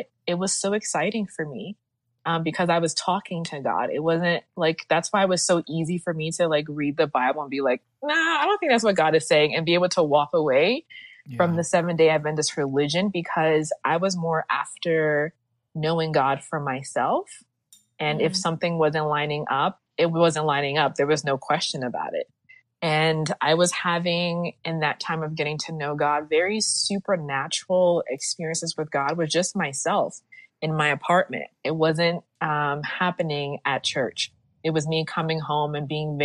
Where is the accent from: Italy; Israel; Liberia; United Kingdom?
Liberia; I'm from Africa, West Africa, Liberia, it is yeah. a Christian nation.